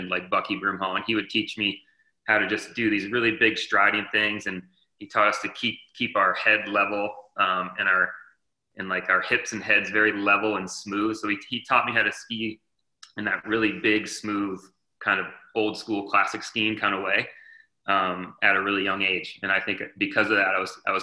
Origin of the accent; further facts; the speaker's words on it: southern Vermont, United States; started skiing in southern Vermont, which is where I grew up.